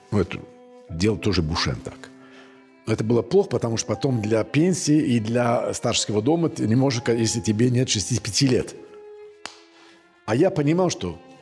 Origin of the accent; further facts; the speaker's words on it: Cannes, Provence-Alpes-Côte d'Azur, France; also born or lived in Nice; я из юга Франции, я там из Кан, Грас я знаю